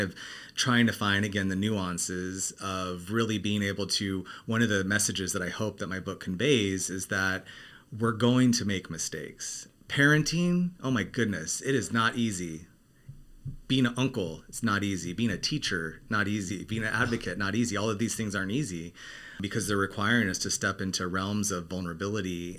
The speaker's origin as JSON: {"language": "English", "region": "Arizona", "country": "United States", "tie": "born or raised there", "moved": "yes", "lives_now": "Los Angeles, United States", "said": "I grew up in Arizona"}